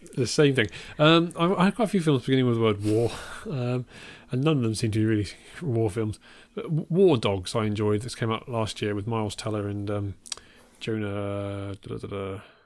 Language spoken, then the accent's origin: English; Worcestershire, West Midlands, United Kingdom; near where I grew up